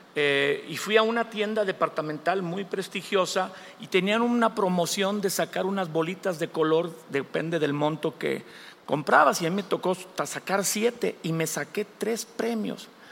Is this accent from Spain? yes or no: no; Mexico; nosotros somos mexicanos aquí, somos la raza del maíz